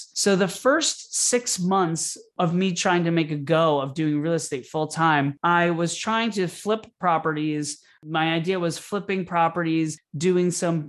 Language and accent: English; Florida, United States; now in New York, United States; I moved to New York from Florida originally to pursue a career in theater.